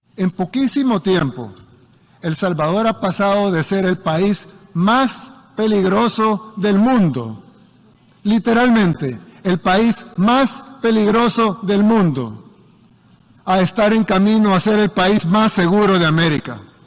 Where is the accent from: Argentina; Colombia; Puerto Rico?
Colombia